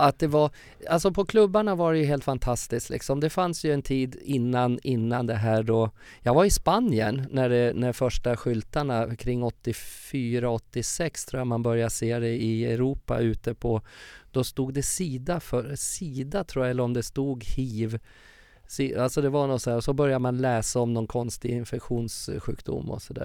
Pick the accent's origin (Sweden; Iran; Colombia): Sweden; Furuvik, Gävleborg County; moved away; also born or lived in Stockholm / Uppsala; min uppväxt i Furviksparken